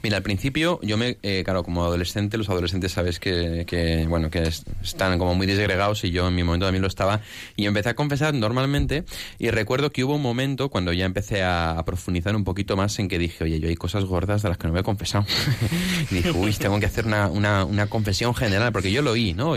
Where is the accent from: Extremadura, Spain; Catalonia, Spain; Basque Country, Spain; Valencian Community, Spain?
Catalonia, Spain; Barcelona; now in Madrid, Spain; somos de Barcelona